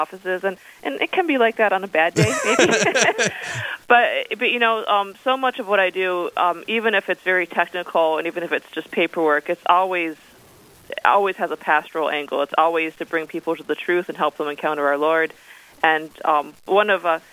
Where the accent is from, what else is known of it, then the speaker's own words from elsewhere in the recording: New York, United States; moved away as an adult; now in Winona, United States; I'm actually from the metro New York area. That's where I grew up